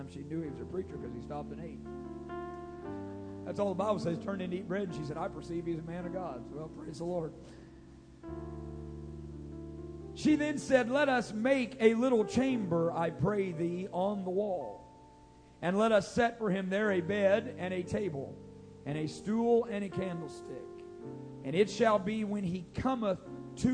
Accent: Grayville, Illinois, United States; born or raised there

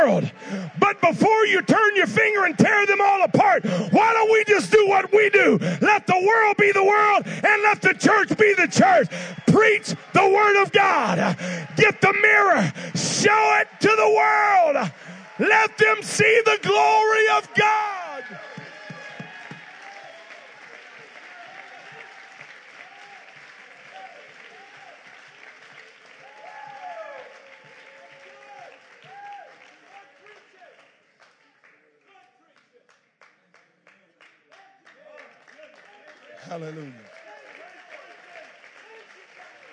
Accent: South Louisiana, United States; now in California, United States; I was just in South Louisiana. That's where I grew up. I know you thought I was from Manhattan by my accent

